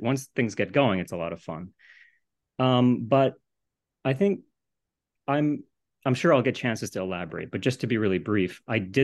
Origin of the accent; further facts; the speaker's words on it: Japan; moved away; I grew up in Japan